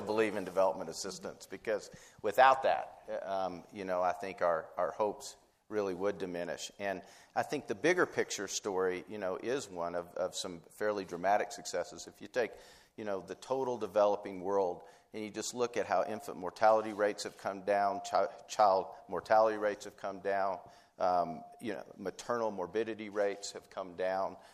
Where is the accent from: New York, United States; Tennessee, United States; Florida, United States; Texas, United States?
Tennessee, United States; I was from Tennessee